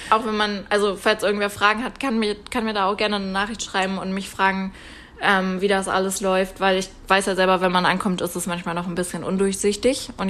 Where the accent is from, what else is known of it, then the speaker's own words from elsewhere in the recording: Germany; now in Canada; ich bin auch hier, ähm, ich komme auch aus Deutschland